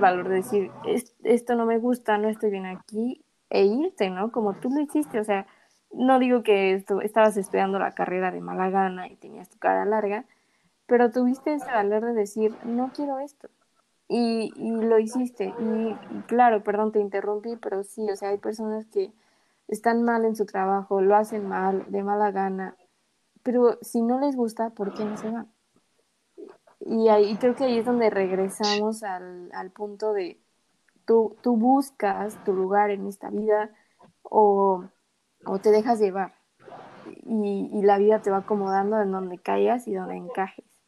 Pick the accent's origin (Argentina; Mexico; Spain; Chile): Mexico; soy mexicana